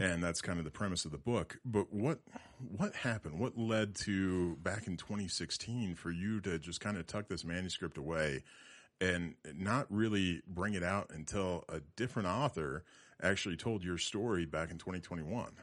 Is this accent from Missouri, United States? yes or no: no; Loveland, Colorado, United States; I was born and raised in Loveland. I lived here a majority of my life.